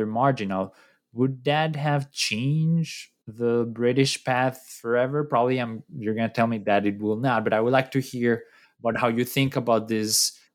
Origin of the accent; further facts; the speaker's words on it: Colombia; I'm from Colombia